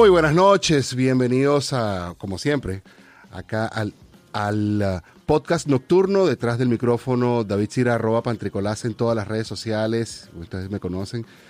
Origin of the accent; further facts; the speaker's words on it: Venezuela; moved away; hasta que me fui del país